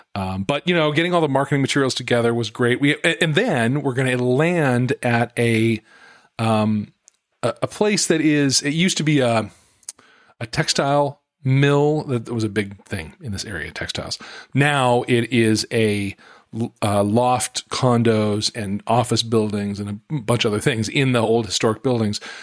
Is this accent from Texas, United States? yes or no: no; Salt Lake City, Utah, United States; moved away; I grew up in Salt Lake City.